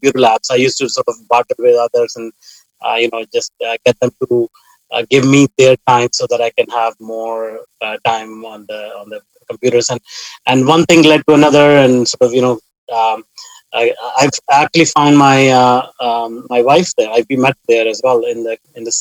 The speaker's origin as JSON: {"language": "English", "country": "India", "tie": "born or raised there", "said": "I grew up in India. It was a very small town."}